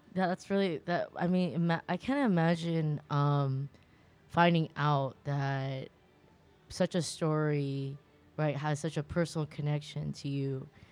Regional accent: California, United States; I grew up in California

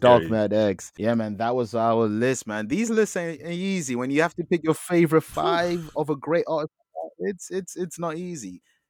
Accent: London, United Kingdom; I'm just a Londoner that loves NY rap.

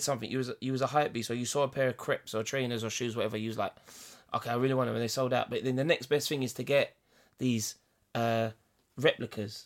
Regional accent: England, United Kingdom; as British people, as English people

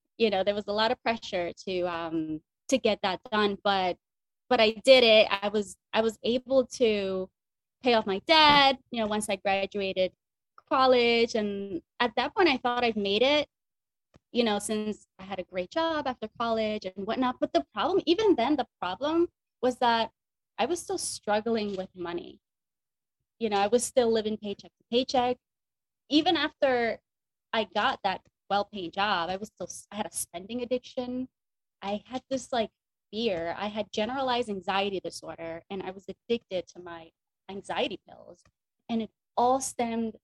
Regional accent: Northern New Jersey, United States; also born or lived in Dominican Republic; I came from the Dominican Republic, I moved to a very low income, high crime part of Northern New Jersey.

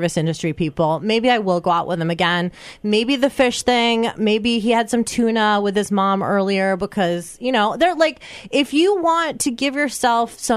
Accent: Iowa, United States; We Iowans are now known as a people who bring pigs on our first dates

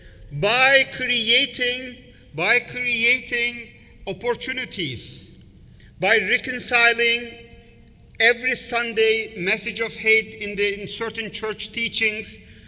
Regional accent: Istanbul, Turkey; now in United States; I grew up in Istanbul. I'm a Turkish origin. I grew up in Turkey

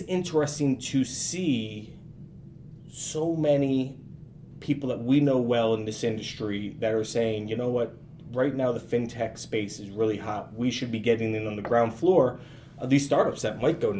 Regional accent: United States; I'm an American.

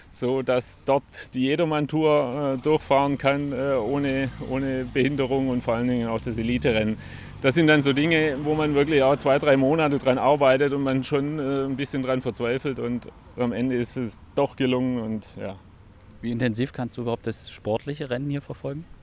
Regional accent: Stuttgart, Baden-Württemberg, Germany; Und ähm, ich komme aus Stuttgart, ähm, habe dort die Radweltmeisterschaft schon gemacht.

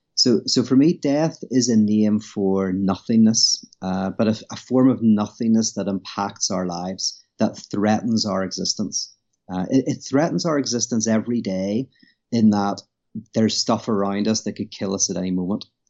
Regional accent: Belfast, Northern Ireland, United Kingdom; moved away as an adult; now in United States; I'm from Belfast, Northern Ireland. Uh, currently live in America.

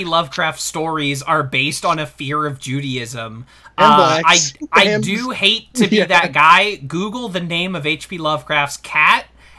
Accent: New York, United States; I swear to you, as a New Yorker, I still see Michael Jackson impersonators on the reg.

